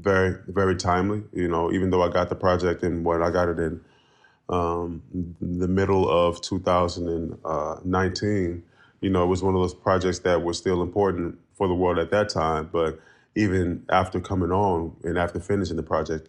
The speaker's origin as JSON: {"language": "English", "town": "Oakland", "region": "California", "country": "United States", "tie": "born or raised there", "said": "I grew up in Oakland, California, not even a mile away from DeFermi Park"}